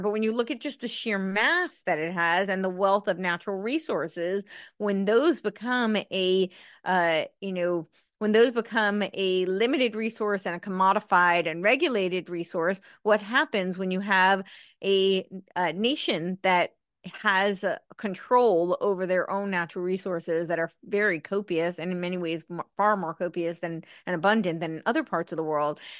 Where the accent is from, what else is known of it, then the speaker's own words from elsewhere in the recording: United States; even as an American